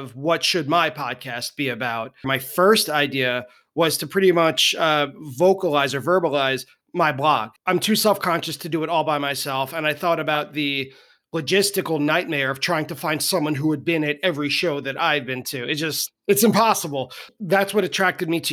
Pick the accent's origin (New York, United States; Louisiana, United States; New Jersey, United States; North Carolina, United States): New York, United States; Long Island; born and raised on Long Island